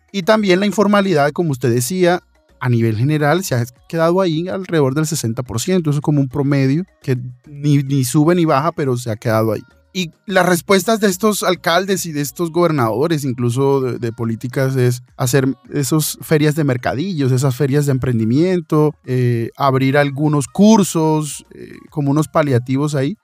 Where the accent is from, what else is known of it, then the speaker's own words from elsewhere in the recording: Colombia; nosotros como colombianos